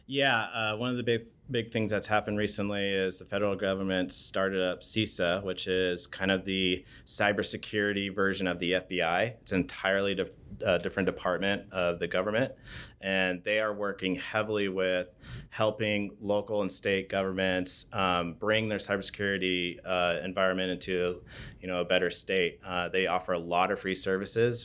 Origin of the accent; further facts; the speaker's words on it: Bend, Oregon, United States; born and raised in Bend, Oregon.